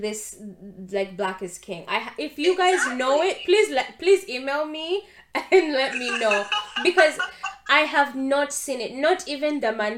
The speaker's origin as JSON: {"language": "English", "country": "Uganda", "tie": "born or raised there", "said": "being a Christian and an African person born and raised in Uganda"}